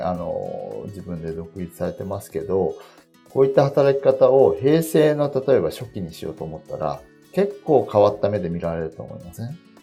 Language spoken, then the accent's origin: Japanese; Japan; 日本に生まれて、今こうして平和に暮らせてること自体